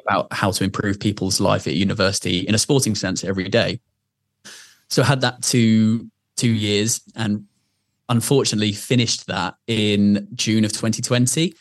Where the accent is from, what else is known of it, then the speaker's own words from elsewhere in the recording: Surrey, South East England, United Kingdom; where I grew up in Surrey.